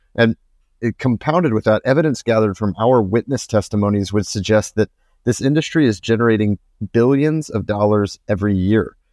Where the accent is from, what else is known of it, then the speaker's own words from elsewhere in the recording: United States; moved away; I'm from the US